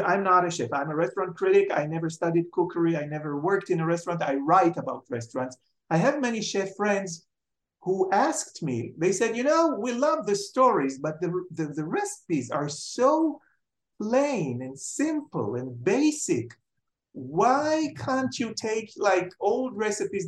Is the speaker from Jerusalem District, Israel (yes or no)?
yes; Jerusalem, Jerusalem District, Israel; moved away as an adult; also born or lived in Tel Aviv; I was born in Jerusalem and brought up in Jerusalem. I lived in Jerusalem until I finished my um, degree in the Hebrew U. So when I was 25, I left to Tel Aviv